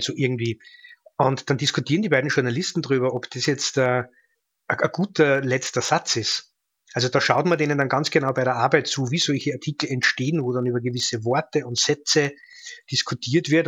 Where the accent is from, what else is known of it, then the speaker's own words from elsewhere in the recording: Austria; ich als Österreicher